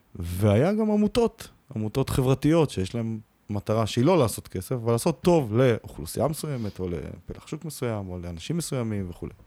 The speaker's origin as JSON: {"language": "Hebrew", "country": "Israel", "said": "אנחנו נורא ישראלים"}